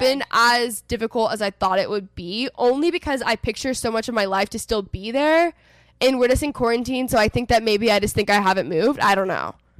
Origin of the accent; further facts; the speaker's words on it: Texas, United States; moved away as an adult; also born or lived in Los Angeles; I'm from Texas originally. I'm currently living in Texas. I was in LA for the past four and a half years.